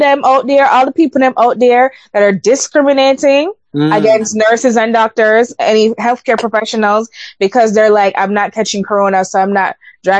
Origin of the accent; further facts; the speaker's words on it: Jamaica; now in United States; I'm still a Jamaican citizen. Thank you very much. I still support my country very much.